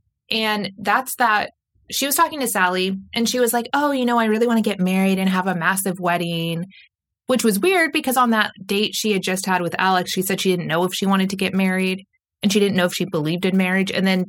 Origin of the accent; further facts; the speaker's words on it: East of England, United Kingdom; So if you can get past the fact that I'm from Essex and I'm a few years younger and things like that, like we actually work very well together.